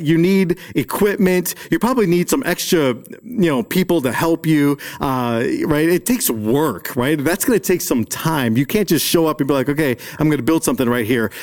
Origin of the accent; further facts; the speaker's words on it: Chicago, Illinois, United States; I grew up in Chicago